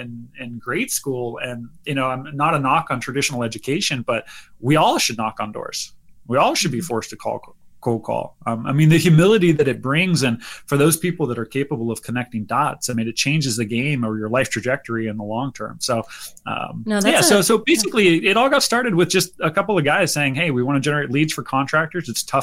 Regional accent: Northern California, United States; born or raised there; moved away as an adult

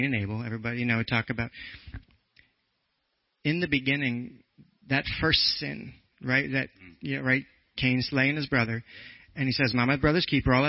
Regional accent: New Jersey, United States; Just a Jersey boy.

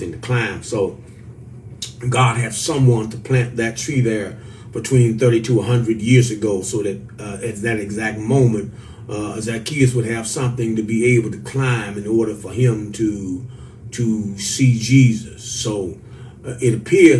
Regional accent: St. Louis, Missouri, United States; now in Virginia, United States; I am from St. Louis, Missouri, which is right out there in the Midwest on the Mississippi River

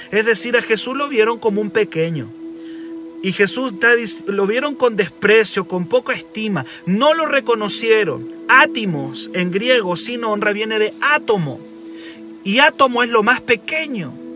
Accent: Chile; accent: Chilean; Dios puede usar gente chilena tan con nuestro acento

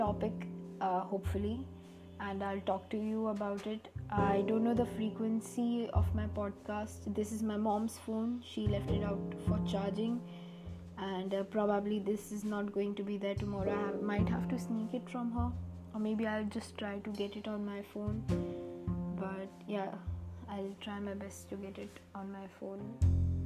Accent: India; I'm an Indian teenager

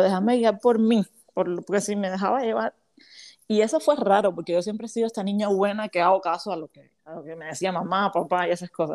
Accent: Havana, Cuba; moved away as an adult; now in United States; yo soy cubana, soy de la, soy de la capital de La Habana, La Habana, Cuba, y hace siete años vivo aquí en los Estados Unidos

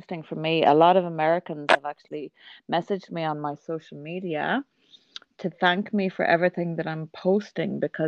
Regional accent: Ireland; now in Kuwait; I'm Irish. I live in the Middle East

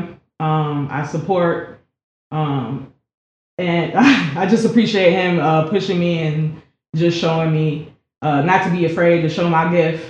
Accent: United States; I'm from the Lake County area.

